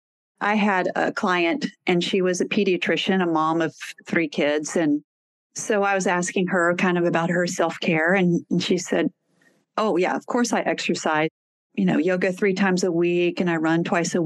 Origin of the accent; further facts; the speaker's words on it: Texas, United States; I'm from Texas